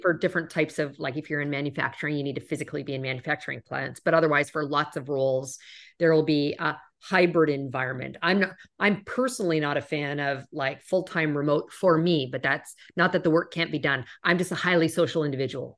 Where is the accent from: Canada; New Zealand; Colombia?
Canada; moved away as an adult; also born or lived in United States; I'm originally from Canada